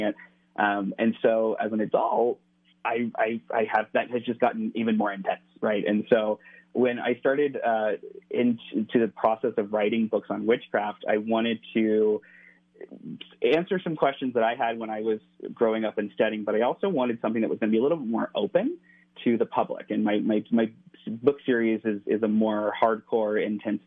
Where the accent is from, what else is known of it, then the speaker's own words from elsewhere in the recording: Cincinnati, Ohio, United States; now in California, United States; But I'm from the Midwest. I grew up in right outside of Cincinnati.